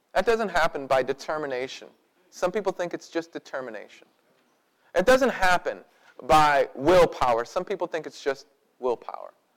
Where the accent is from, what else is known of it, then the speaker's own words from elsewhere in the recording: United States; because we grew up in America, because we're picking ourselves up by our own bootstraps kind of people